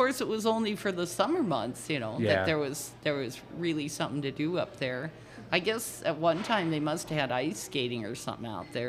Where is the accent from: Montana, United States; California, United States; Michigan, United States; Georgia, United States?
Montana, United States; Butte; also born or lived in Dickinson, North Dakota; Over there, you'd say, well, I'm from Butte, Montana.